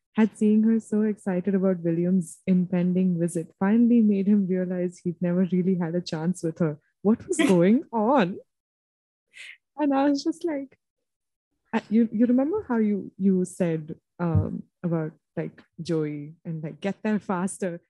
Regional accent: India; I'm from India

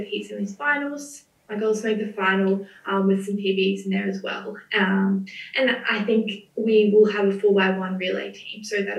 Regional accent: Gold Coast, Queensland, Australia; I'm from the Gold Coast

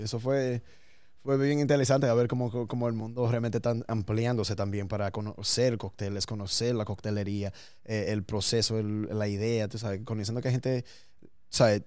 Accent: New York, United States; born or raised there

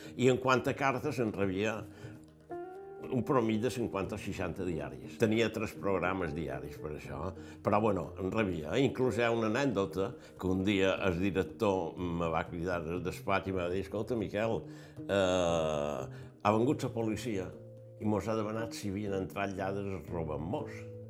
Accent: Palma, Balearic Islands, Spain; Vaig néixer a Palma, de pare Cerverí, vaig néixer a Palma

